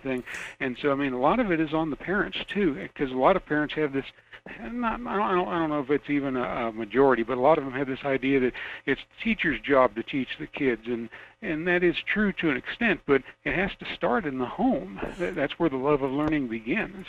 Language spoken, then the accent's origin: English; Miami, Florida, United States; also born or lived in northern Georgia; now in Fairbanks, United States; I'm a native of Miami, Florida